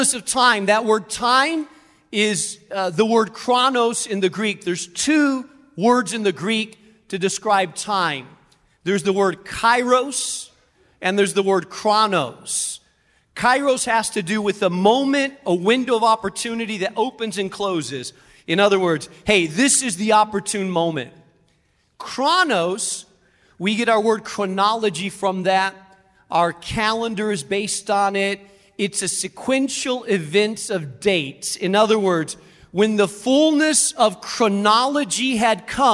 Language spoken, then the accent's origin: English; Spain; moved away; I grew up in Spain, and there are many, many bridges, aqueducts, roads